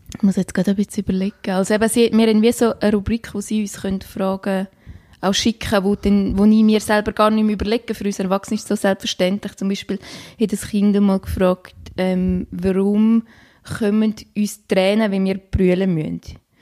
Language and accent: German; Graubünden, Switzerland; moved away; meine Heimat im wunderschönen Kanton Graubünden